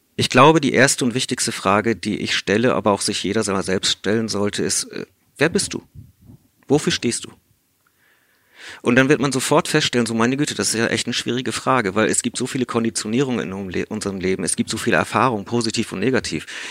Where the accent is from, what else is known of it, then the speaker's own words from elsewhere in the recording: South Africa; first language English; German is a second language; moved away; ich komme aus Südafrika, spreche deswegen auch Native English